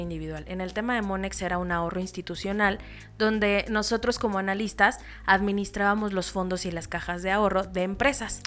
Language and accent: Spanish; Toluca, State of Mexico, Mexico; also born or lived in Naucalpan / Querétaro; nací y crecí en el Estado de México